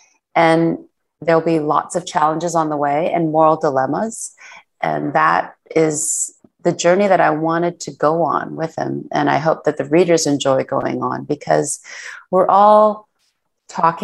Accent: Canada; I was born in Canada, but my parents are of Korean background.

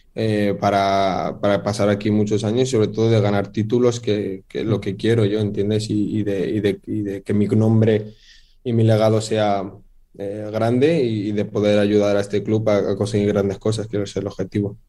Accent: Spain; me siento marroquí, aunque también un poco español porque he nacido ahí y, me he criado y, he nacido ahí

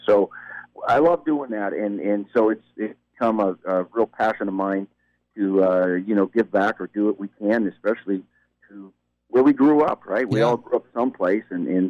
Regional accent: Michigan, United States; I'm from the Upper Peninsula, Michigan. You ever been there?

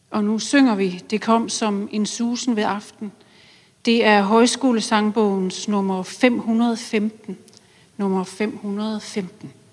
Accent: Silkeborg, Central Denmark Region, Denmark; Silkeborg, hvor jeg voksede op.

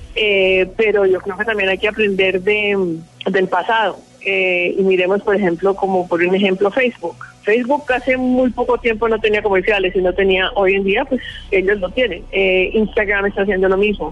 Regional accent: Colombia; moved away; siempre es un placer volver a mi tierra

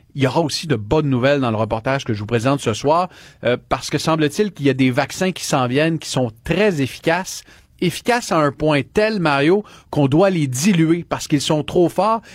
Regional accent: Quebec, Canada; c'est chez nous, à Laval, au Québec

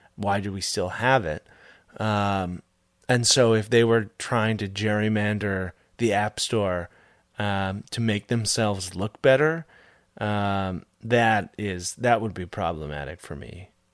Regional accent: Canada; as a Canadian

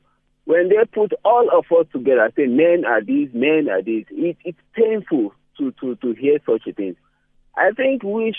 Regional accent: Nigeria; I'm from Nigeria, Bramo, and there is something they call Sharia law.

